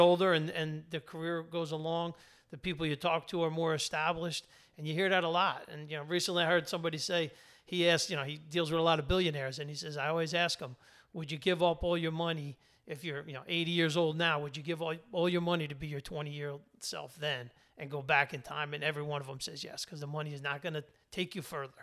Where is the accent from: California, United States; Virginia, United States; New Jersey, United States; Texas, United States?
New Jersey, United States; working class in, in New Jersey